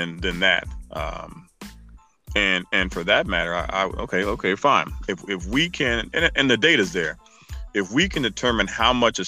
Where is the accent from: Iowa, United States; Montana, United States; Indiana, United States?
Indiana, United States; Indianapolis; I grew up on the east side of town, 42nd Post. Went to Lawrence School System, Lawrence Central High School